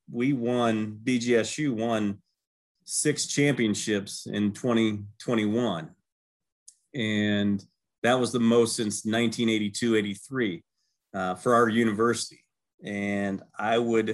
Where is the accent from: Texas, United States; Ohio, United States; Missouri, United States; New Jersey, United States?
Ohio, United States; Celina; growing up in Salina, Ohio